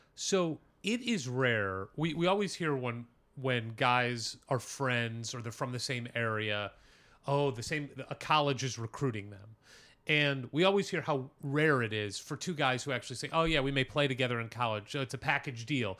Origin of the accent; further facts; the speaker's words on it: St. Louis, Missouri, United States; I'm from Saint Louis